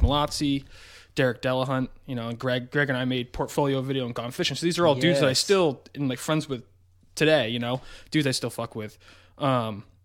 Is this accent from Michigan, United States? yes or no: no; North Kingstown, Rhode Island, United States; Grew up in North Kingstown, Rhode Island